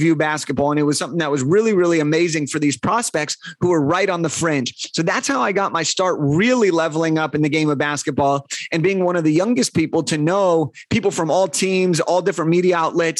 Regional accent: Los Angeles, California, United States; I'm from Los Angeles

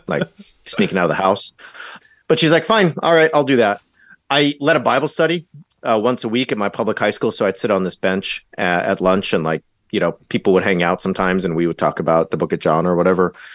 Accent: Orange County, Southern California, United States; moved away as an adult; I grew up in Southern California, Orange County

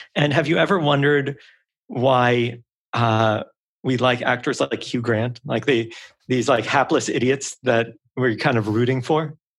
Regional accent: New York City, New York, United States; I'm from a small island in the northeast of the US. And they go, oh, what island? I go, Manhattan.

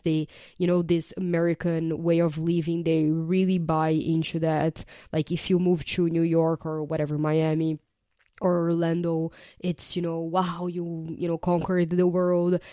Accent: Brazil; moved away as an adult; I was born and raised in Brazil

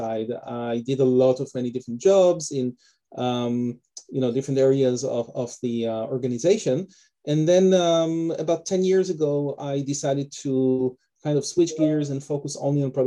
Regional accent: Israel; moved away as an adult; also born or lived in Detroit, United States; now in Canada; originally I'm from Israel. That's also where my name and my accent come from. And I was born and raised over there

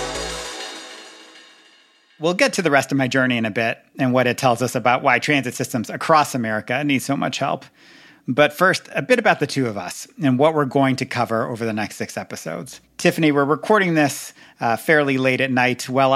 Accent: New York City, New York, United States; moved away as an adult; also born or lived in Washington, D.C. / Tokyo; I grew up in New York City

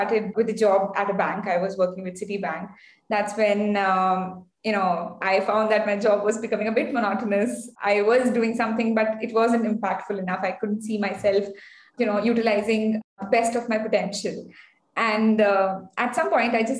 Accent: India; also born or lived in Bangalore; I come from India. I'm based in Bangalore

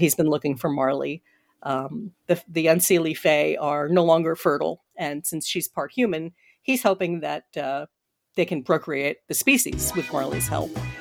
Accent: Washington, District of Columbia, United States; I said it in Washington, D C, because I love my hometown

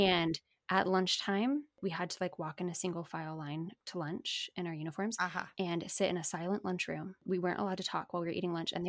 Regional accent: Phoenix, Arizona, United States; now in Dallas, United States; I grew up in Phoenix

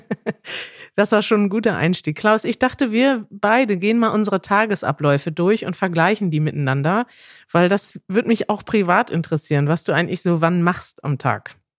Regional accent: Münster, North Rhine-Westphalia, Germany; du lebst in der Stadt, aus der ich komme

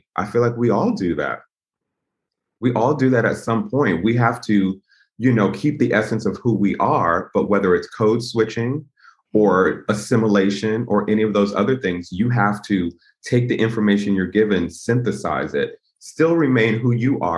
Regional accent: Connecticut, United States; I was from Connecticut

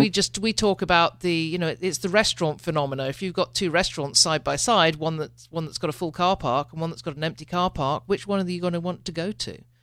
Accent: United Kingdom; I'm a Brit

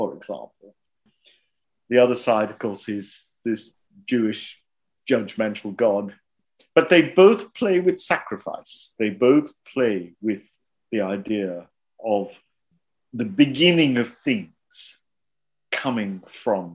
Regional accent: Mumbai, Maharashtra, India; I grew up there. My whole visual world, if you like, in the growing up, was formed there. It's hugely Indian at one level

